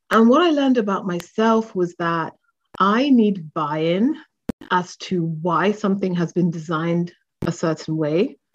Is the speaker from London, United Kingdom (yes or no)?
yes; London, United Kingdom; also born or lived in Lagos, Nigeria; I grew up between uh, two cities, London, UK, and Lagos, Nigeria. So I had a multicultural childhood